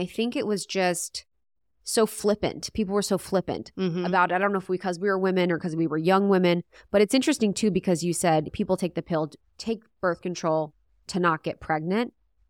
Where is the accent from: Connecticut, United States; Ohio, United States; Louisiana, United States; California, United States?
Ohio, United States; I'm from Ohio.